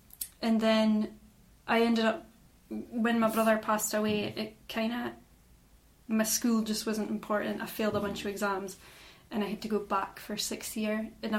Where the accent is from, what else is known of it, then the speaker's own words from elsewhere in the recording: Inverallochy, Scotland, United Kingdom; so I'm from Inveralachie, which is a tiny little fishing village that is also known as Cotton, often mistaken for Bulgar or Cairnbulg, but that's actually the opposite side of the road where they meet.